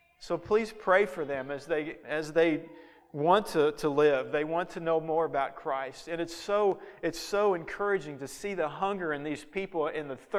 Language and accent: English; United States; an American